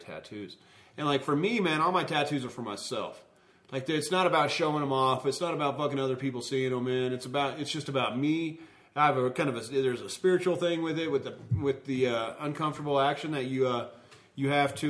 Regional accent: the South, United States; I'm from the South

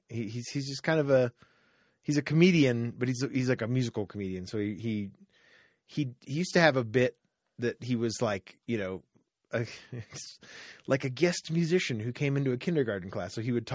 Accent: London, United Kingdom; accent: Cockney; There's a little bit of the Cockney accent in there. My Cockney accent.

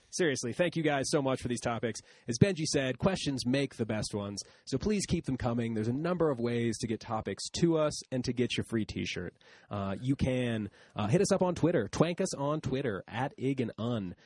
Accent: Canton, United States; they lived in Detroit and I grew up in Canton

